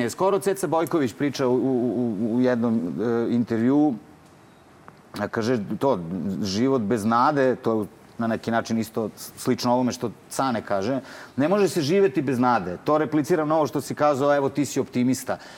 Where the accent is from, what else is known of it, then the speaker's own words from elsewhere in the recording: Paraćin, Pomoravlje District, Serbia; ja sam iz Paraćina